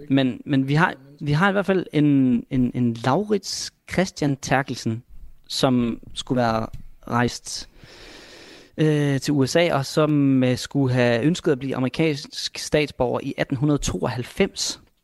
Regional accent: Vendsyssel, North Denmark Region, Denmark; vendelbosk heroppe, hvor jeg kommer fra

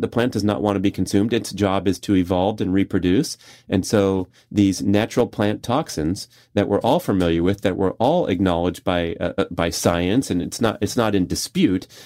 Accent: Southern California, United States; I grew up in Southern California where the major fast food chains all originated.

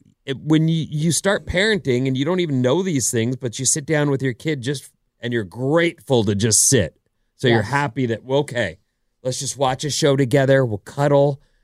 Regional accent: Minnesota, United States; I grew up in Minnesota.

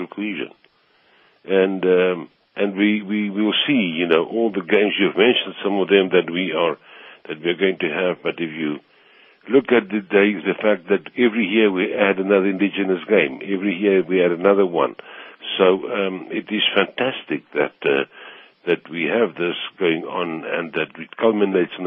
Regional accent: South Africa; My pride is being South African

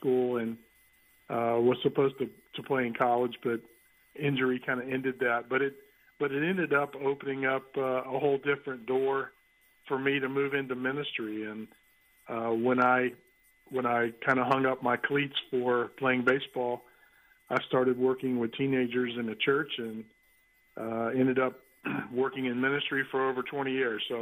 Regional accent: Tampa, Florida, United States; moved away as an adult; I grew up there in Tampa for my whole young life

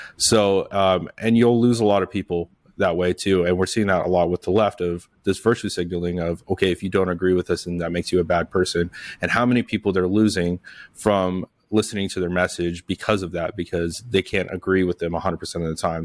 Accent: Las Vegas, Nevada, United States; now in Arizona, United States; I'm from Las Vegas

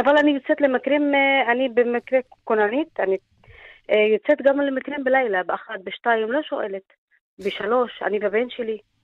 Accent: Egypt; moved away as an adult; also born or lived in Lebanon; now in Israel; אני נולדתי בלבנון, אה, רק שנתיים נשארתי שם במלחמה, ברחנו למצרים. גדלתי ולמדתי לימודים שלי במצרים

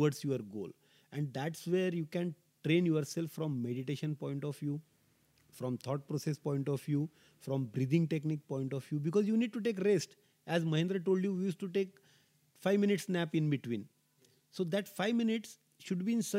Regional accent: India; being an Indian, we have a culture of yoga

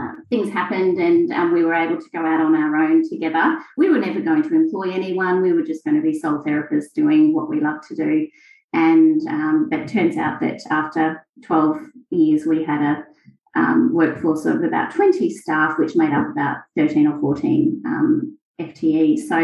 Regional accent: Queensland, Australia; I'm from Queensland

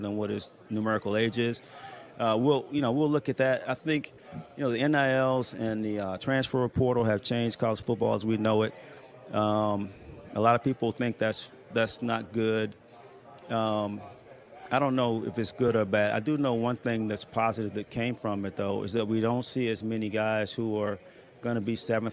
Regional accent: Tallahassee, Florida, United States; I'm from Tallahassee, Florida

